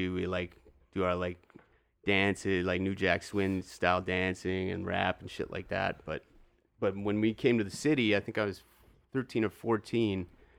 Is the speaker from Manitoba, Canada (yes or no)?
yes; Churchill, Manitoba, Canada; also born or lived in West Coast; Born on the West Coast, but Churchill is all I know, all I remember.